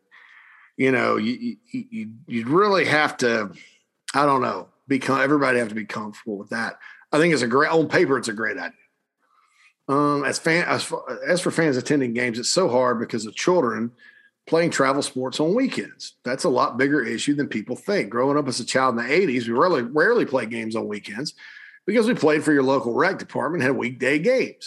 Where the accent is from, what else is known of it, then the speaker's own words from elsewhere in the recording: South Carolina, United States; We're all from South Carolina